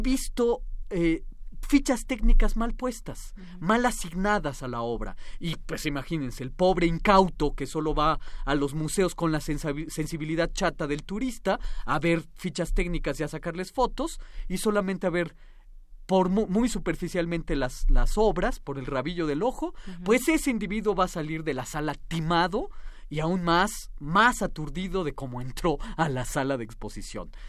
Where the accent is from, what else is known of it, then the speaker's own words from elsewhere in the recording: Mexico; nuestras imágenes cohesionantes como ciudadanos mexicanos